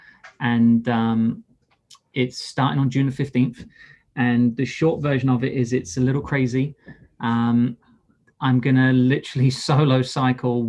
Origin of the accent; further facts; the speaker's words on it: England, United Kingdom; I'm English